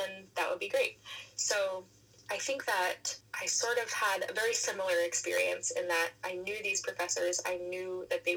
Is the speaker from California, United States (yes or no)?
no; New York, United States; now in Boston, United States; I am a soprano from New York